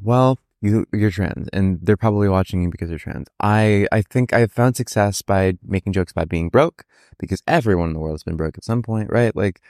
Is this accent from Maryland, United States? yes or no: yes; Maryland, United States; Maryland, southern Maryland, on the border between there and DC proper.